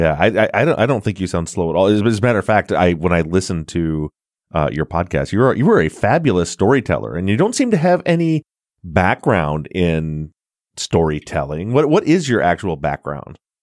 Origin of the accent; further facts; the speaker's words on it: Michigan, United States; I'm from Michigan